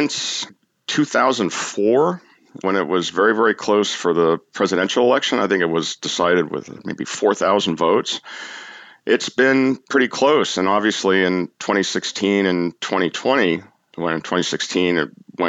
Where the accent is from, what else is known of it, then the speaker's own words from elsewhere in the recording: California, United States; moved away as an adult; also born or lived in East Coast / Wisconsin; now in Madison, United States; I grew up in California, did my graduate work on the East Coast